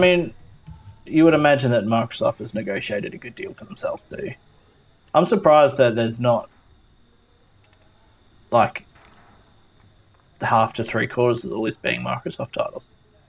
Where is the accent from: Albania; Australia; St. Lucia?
Australia; for us being Australian